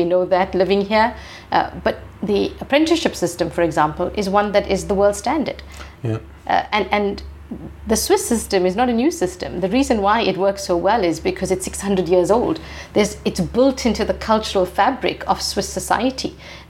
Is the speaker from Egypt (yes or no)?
no; South Africa; So when I grew up, I'm a Gen X. So, you know, growing up in the 80s and 90s, apartheid was still, very prominent.